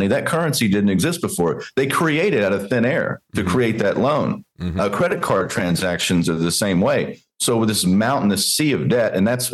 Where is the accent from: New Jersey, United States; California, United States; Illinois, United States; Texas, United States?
Texas, United States; Growing up in Texas, watching my dad